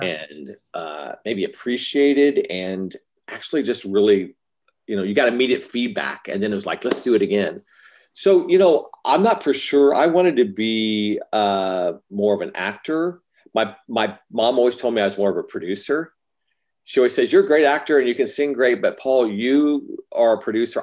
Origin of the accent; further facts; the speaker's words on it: Arizona, United States; I was raised in Arizona